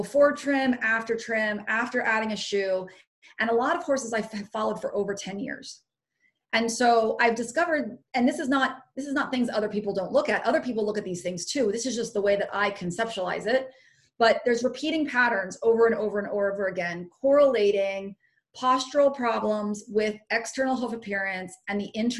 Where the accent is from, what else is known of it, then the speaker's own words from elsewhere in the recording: Pennsylvania, United States; my home state